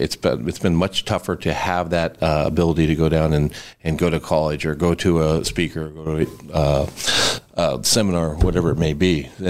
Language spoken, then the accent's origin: English; North Pole, Alaska, United States; I grew up in North Pole, and yeah, I've lived my whole life here.